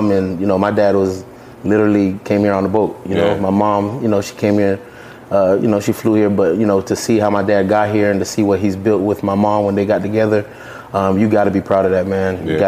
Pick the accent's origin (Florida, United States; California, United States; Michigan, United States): Florida, United States; Pompano Beach; Born and raised in Florida, Pompano Beach, Florida